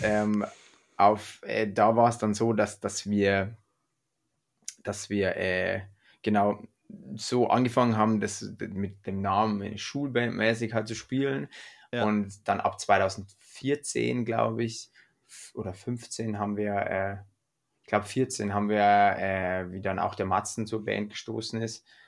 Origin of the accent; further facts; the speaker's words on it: Freyung, Bavaria, Germany; bei uns in Freiung, in dem Ort, wo wir aufgewachsen sind